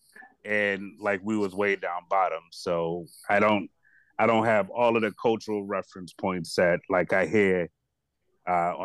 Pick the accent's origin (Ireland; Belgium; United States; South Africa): United States; New Orleans, Louisiana; also born or lived in New York City, United States; I'm from Uptown New Orleans, 11th Ward